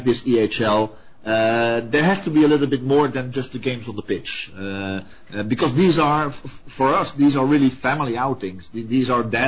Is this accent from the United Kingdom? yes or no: no; Antwerp, Flanders, Belgium; I'm originally from Antwerp